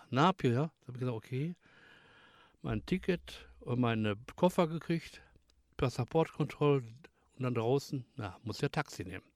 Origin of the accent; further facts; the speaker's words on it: Bottrop, North Rhine-Westphalia, Germany; bin gebürtig aus Bottrop, also in Deutschland